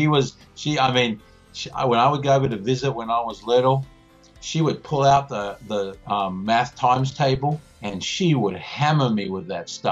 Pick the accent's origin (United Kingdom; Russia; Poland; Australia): Australia; now in Indianapolis, United States; I am actually more American than I am Australian now, because I've been in this country longer than I was in my own growing up.